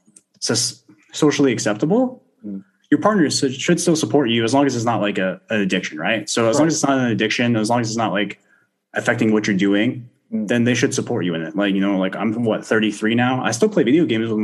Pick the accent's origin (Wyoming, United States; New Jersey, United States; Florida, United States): Florida, United States; I grew up in Florida. I grew up surfing a lot